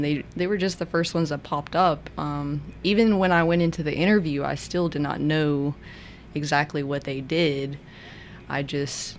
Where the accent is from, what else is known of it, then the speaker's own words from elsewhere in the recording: Memphis, Tennessee, United States; I grew up in Memphis in a lower income neighborhood